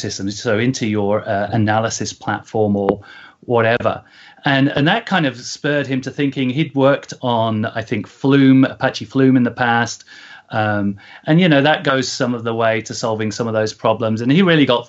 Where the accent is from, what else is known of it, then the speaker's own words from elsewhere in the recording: Coventry, West Midlands, United Kingdom; now in California, United States; I'm originally from Coventry